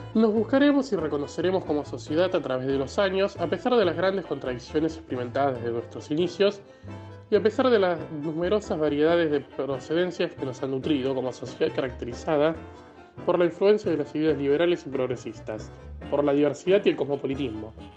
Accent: Argentina; como argentinos

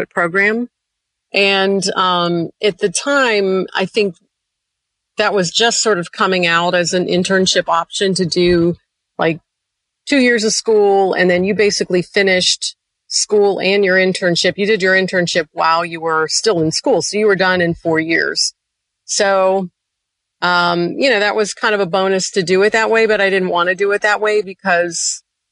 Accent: Youngstown, Ohio, United States; moved away as an adult; also born or lived in Cincinnati, Ohio; I am from Youngstown, Ohio originally

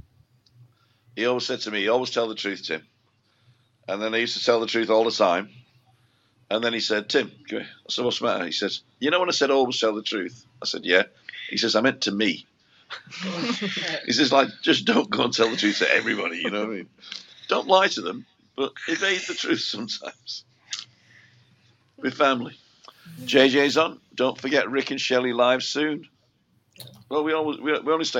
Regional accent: United Kingdom; moved away; I'm a Brit

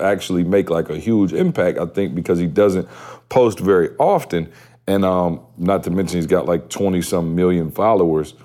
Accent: Lansing, Michigan, United States; I'm from Lansing, so I know everybody in Lansing.

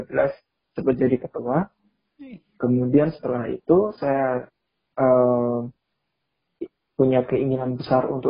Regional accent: Pati, Central Java, Indonesia; saya studinya ya dari SD sampai MA di Pati Jawa Tengah di kampung halaman saya.

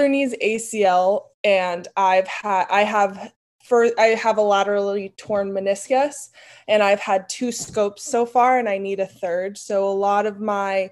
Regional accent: New York City, New York, United States; I grew up in Brooklyn, New York

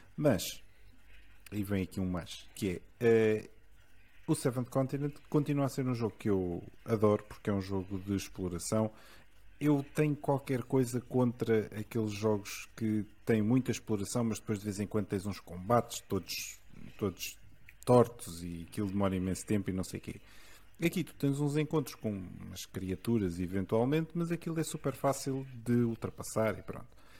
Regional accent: Lisbon, Portugal; eu nasci em Lisboa

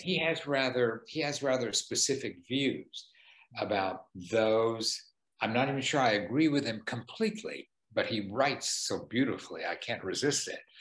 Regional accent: Oklahoma, United States; born or raised there; moved away; also born or lived in San Bernardino, California

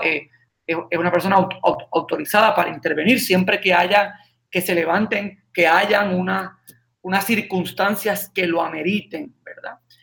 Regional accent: San Sebastián, Puerto Rico; now in Aguadilla, Puerto Rico; mi pueblo, San Sebastián. Yo, estoy en Aguadilla, pero mi oficina legal está en San Sebastián

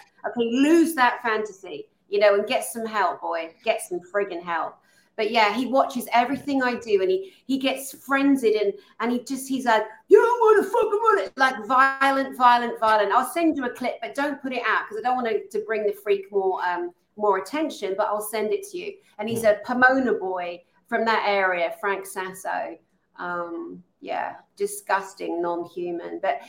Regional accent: Tongue, Scotland, United Kingdom; I am Scottish and I am a warrior. I'm a Highlander from Tongue and Sutherlandshire.

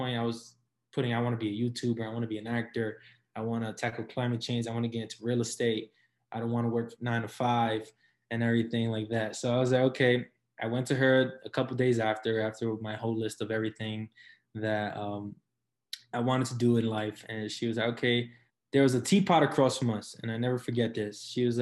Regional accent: New York City, New York, United States; moved away as an adult; also born or lived in Brooklyn, New York / Syracuse, New York; for the majority of my life, I lived in the Lower East Side and, you know, growing up in a sort of a notorious neighborhood

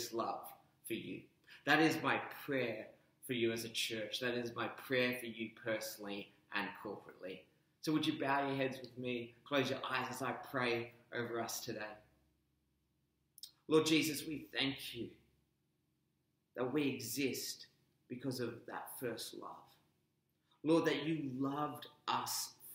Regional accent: Perth, Western Australia, Australia; also born or lived in Melbourne, Australia; now in Brisbane, Australia; I'm formerly from Melbourne, but I grew up in Perth to Sri Lankan and American parents.

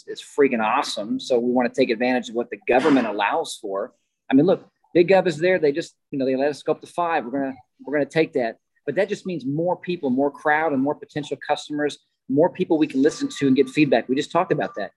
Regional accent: Kansas, United States; I'm from Kansas, the Midwest

